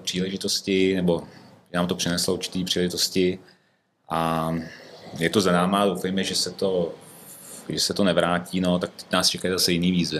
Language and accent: Czech; Ústí nad Labem, Ústí nad Labem Region, Czechia; also born or lived in Prague / Děčín; now in Krásná Lípa, Czechia; Já jsem původně vlastně ze severních Čech, přímo eh, rodák z Ústí